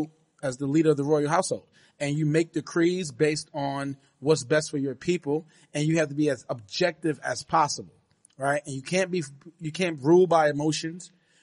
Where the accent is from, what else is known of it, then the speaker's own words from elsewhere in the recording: United Kingdom; I am British.